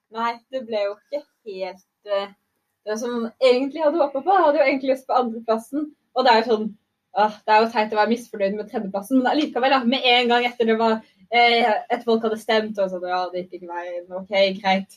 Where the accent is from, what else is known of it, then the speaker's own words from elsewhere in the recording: Arendal, Agder, Norway; jeg kommer jo fra Hisøy